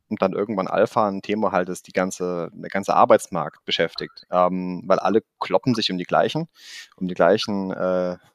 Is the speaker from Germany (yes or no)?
yes; Germany; accent: mix of Swabian and Rhenish; now in Stuttgart, Germany; deswegen ist so mein Dialekt zwischen Schwäbisch manchmal und Rheinländisch und kann aber auch Hochdeutsch sprechen.